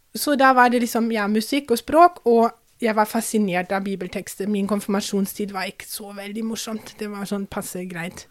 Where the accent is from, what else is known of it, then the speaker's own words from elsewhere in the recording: Kaiserslautern, Rhineland-Palatinate, Germany; Norwegian is a second language; now in Drammen, Norway; jeg vokste opp um, ganske langt sør-vest i Tyskland